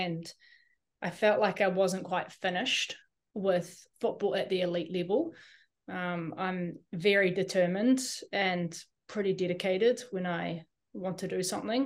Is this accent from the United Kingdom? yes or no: no; New Zealand; as a Kiwi, we're kind of, as a New Zealander with only a New Zealand passport